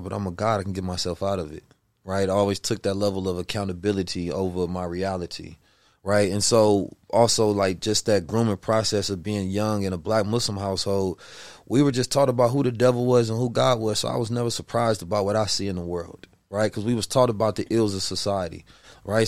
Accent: Oakland, California, United States; also born or lived in Saint Louis, Missouri; I was born in Saint Louis, raised in Oakland, California.

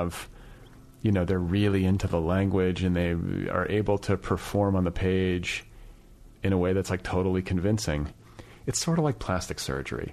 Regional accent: Indiana, United States; I'm also a guy from Indiana

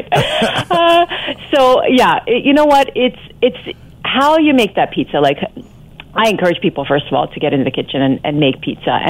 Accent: Scarborough, Ontario, Canada; I grew up in Scarborough, a lot of my friends were Italian.

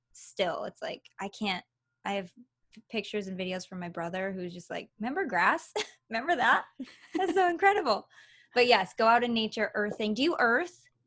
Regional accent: Michigan, United States; also born or lived in Los Angeles, California; now in Nevada, United States; I originally came from Michigan

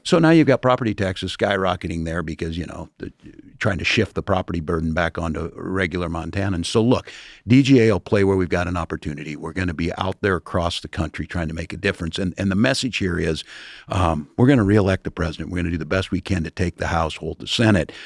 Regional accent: middle America, Midwest, United States; I'm the geographic affirmative action guy out of, out of middle, middle America

